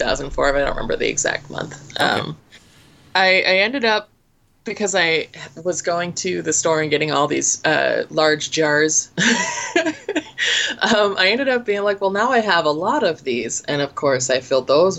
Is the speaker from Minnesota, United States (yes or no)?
yes; Minneapolis, Minnesota, United States; accent: Minnesotan; I grew up in the Twin City area, wherein the Minnesota accent is not quite as strong